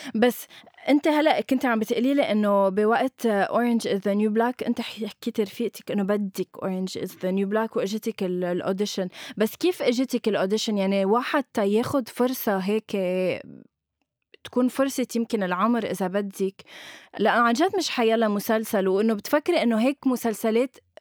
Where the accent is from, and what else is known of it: Lebanon